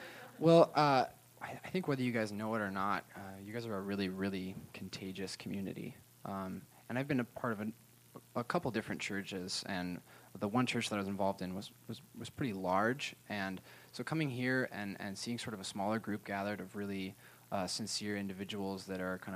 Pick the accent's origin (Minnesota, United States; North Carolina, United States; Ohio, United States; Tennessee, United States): Minnesota, United States; also born or lived in Southern California; Well, I grew up here in Minnesota. I was actually born in Southern California, and my dad moved our family here to start a church